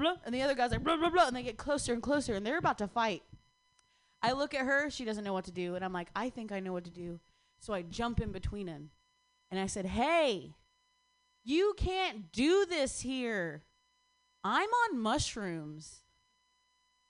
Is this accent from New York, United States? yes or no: no; Ohio, United States; moved away; I'm from Ohio